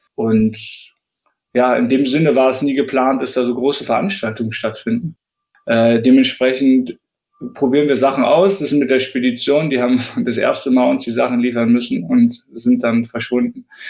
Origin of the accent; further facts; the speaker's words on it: Leipzig, Saxony, Germany; in Leipzig, in meiner Heimatstadt